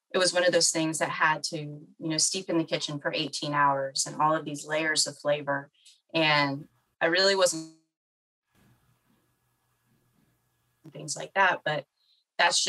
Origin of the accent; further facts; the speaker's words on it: the North, United States; I'm from the North